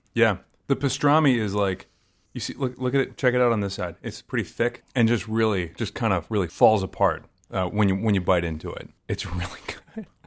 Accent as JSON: {"language": "English", "region": "Maryland", "country": "United States", "tie": "born or raised there", "said": "I grew up in the South, and I grew up south of the Mason-Dixon line"}